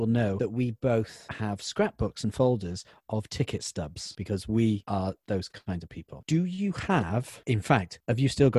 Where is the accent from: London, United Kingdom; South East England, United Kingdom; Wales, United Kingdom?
Wales, United Kingdom; also born or lived in Cardiff; I've got to go back to Cardiff because I'm from Wales.